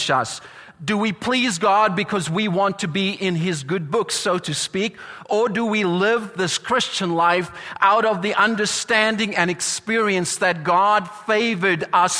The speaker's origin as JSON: {"language": "English", "country": "South Africa", "accent": "South African", "said": "My accent came through there."}